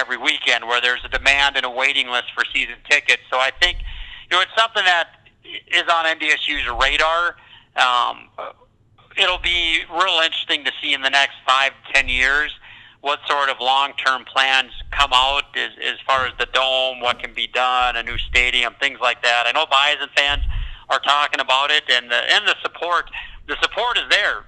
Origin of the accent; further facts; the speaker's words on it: North Dakota, United States; born and raised in North Dakota